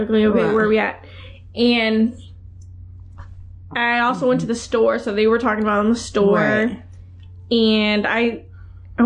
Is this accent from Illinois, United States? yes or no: yes; Chicago, Illinois, United States; we're from Chicagoland